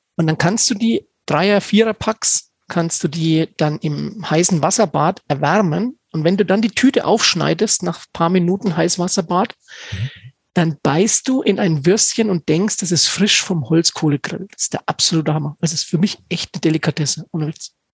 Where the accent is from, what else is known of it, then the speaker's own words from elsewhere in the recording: Stockheim, Bavaria, Germany; moved away as an adult; also born or lived in Kronach; now in Schweinfurt, Germany; Stockheim, mein Heimatort, ist ähm, quasi im ehemaligen Zonenrandgebiet